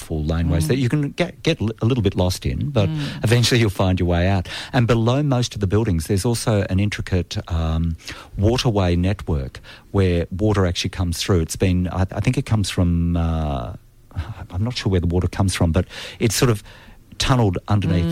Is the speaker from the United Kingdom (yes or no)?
no; Australia; I'm an Australian